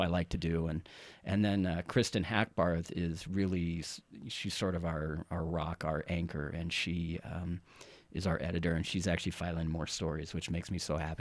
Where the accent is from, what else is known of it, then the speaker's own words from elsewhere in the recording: Carson City, Nevada, United States; also born or lived in Texas; now in Reno, United States; born, partially raised in Texas, uh, but moved here when I was really young, um, approximately, I guess, first grade, uh, to Carson City.